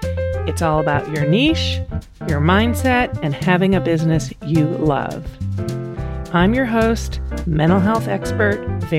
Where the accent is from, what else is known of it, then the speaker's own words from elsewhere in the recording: Canada; now in Texas, United States; I'm not Texan, I'm a fellow Canadian, even though I've lived here forever